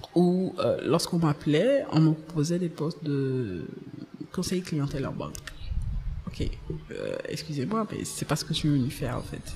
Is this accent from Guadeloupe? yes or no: no; Abidjan, Côte d’Ivoire; Je viens d'Abidjan, plus précisément d'Abobo